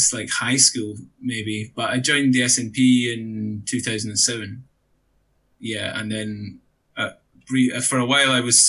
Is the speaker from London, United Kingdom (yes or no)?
no; Bressay, Shetland, Scotland, United Kingdom; also born or lived in Lerwick; I'm from Shetland, born here in Lerwick and grew up on the island of Bressay, just opposite Lerwick